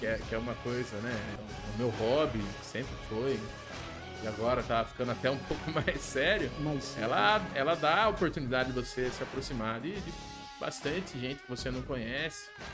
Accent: Angatuba, São Paulo, Brazil; moved away as an adult; also born or lived in Francisco Morato; Saí de Angatuba e fui me aventurar para me fazer

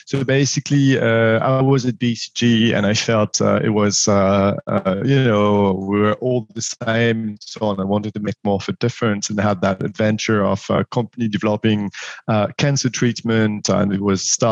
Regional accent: France; accent: French; English is a second language; moved away as an adult; also born or lived in Paris, France / Morocco; as you will have guessed already from my accent, I'm French, 41 years old, born and raised in France

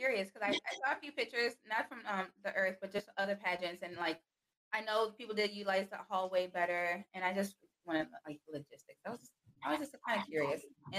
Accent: Carol Stream, Illinois, United States; I grew up in Carroll Stream, Illinois.

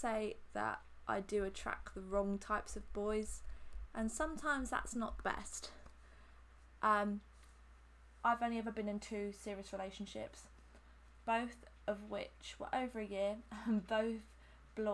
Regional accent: Hampshire, South East England, United Kingdom; I'm from Hampshire and I've lived here my whole life.

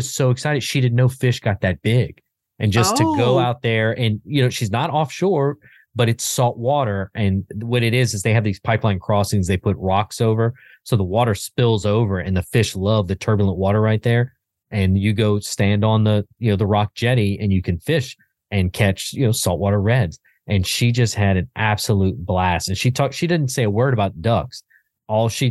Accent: South Louisiana, United States; I grew up in South Louisiana, so I grew up fishing

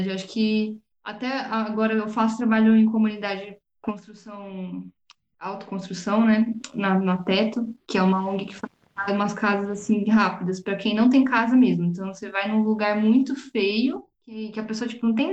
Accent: Brazil; Sim, e, e brasileiro, gente, eu sou brasileira, eu posso falar, tenho CPF, tenho, tenho

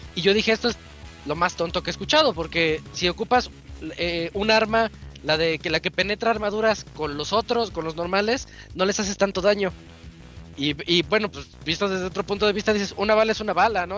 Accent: Mexico; yo soy un mexicano que es que no se siente latino

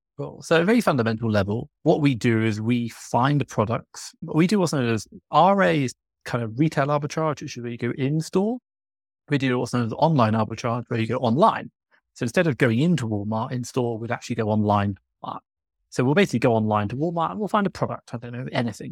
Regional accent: England, United Kingdom; moved away as an adult; now in Mexico City, Mexico; I'm from England. Right now, I'm living in Mexico City

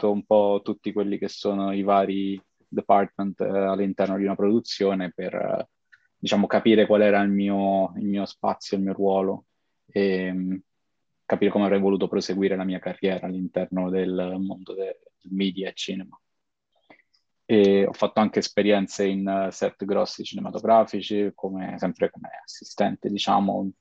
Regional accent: Rome, Lazio, Italy; nato e cresciuto a Roma e a Roma diciamo eh, ho mosso i miei primi passi in questo ambito lavorativo

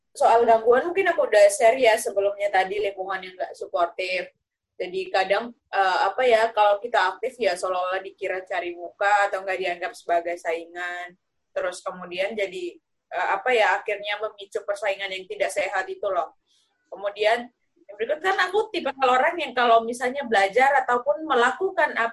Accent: Sumba, East Nusa Tenggara, Indonesia; di daerah asalku misalnya Sumba itu kan nggak ada universitasnya ya nggak ada perguruan tinggi jadi otomatis aku harus merantau merantau ke ini walaupun masih dalam satu provinsi ya

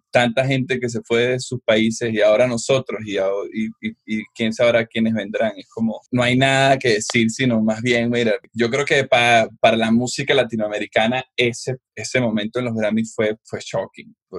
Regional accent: Venezuela; nosotros en Venezuela que vivimos eternamente manifestando

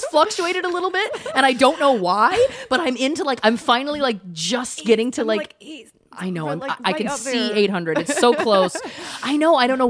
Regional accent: Canada; moved away as an adult; now in Los Angeles, United States; The first time I came out to LA from Canada, I was very young. I think I was 22 maybe-ish.

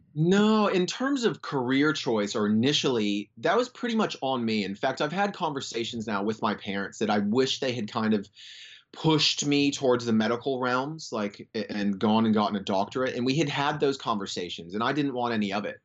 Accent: Florida, United States; moved away as an adult; now in Western Australia, Australia; I grew up in Florida

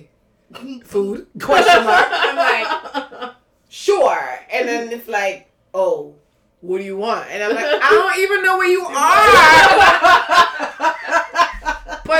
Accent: Trinidad & Tobago; I'm Trinidadian, and that's what we say

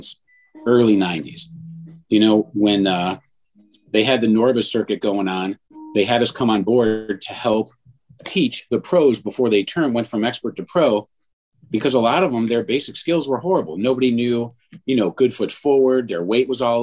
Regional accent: Mentor, Ohio, United States; also born or lived in Cleveland / Atlanta; where we grew up in Menor

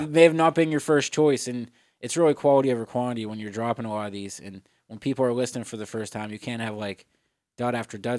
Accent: Etna, Pennsylvania, United States; also born or lived in Florida; I'm originally from Pittsburgh, born and raised in Etna, PA.

